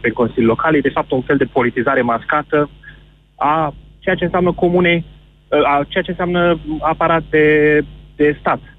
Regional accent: Iași, Iași County, Romania; eu sunt din Iași

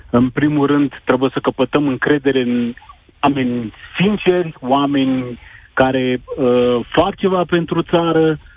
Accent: Timișoara, Timiș County, Romania; now in Germany; sunt din Germania.

